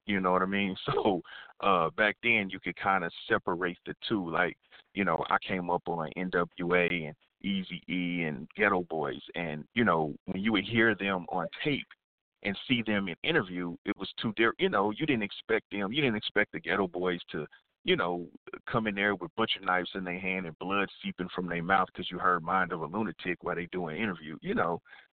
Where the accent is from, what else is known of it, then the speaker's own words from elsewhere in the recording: Kansas City, Missouri, United States; I'm born and raised in Kansas City, Missouri